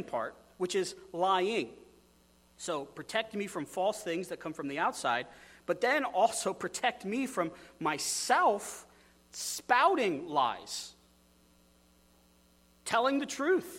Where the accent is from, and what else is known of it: United States